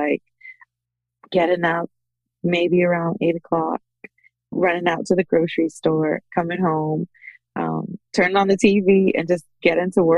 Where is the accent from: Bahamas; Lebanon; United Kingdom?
Bahamas; moved away as an adult; now in United States; I am originally from the Bahamas